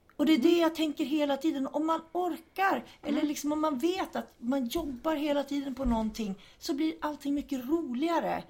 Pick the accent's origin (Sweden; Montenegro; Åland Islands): Sweden; Hudiksvall, Gävleborg County; Jag är ambassadör även för Hudiksvall, där jag är född och uppvuxen